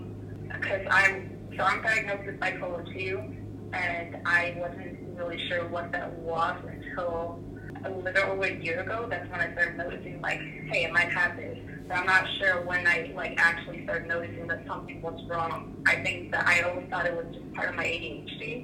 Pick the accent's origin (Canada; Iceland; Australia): Iceland; moved away as an adult; now in United States; I'm from Iceland, and I came to the U.S. about almost 6 years ago to do my undergraduate degree